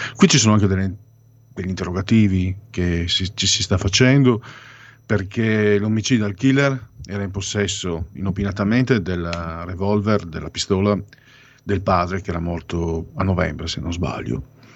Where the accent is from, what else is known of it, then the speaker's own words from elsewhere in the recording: Friuli-Venezia Giulia, Italy; vengo dalla provincia del Friuli